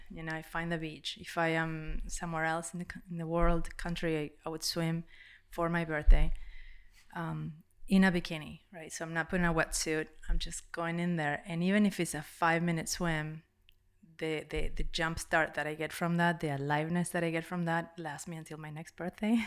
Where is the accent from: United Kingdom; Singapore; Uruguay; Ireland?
Uruguay; English is a second language; moved away; I'm from Uruguay